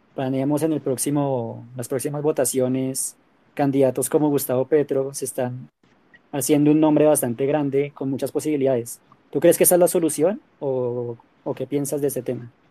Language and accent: Spanish; Colombia; qué crees que deberíamos hacer como colombianos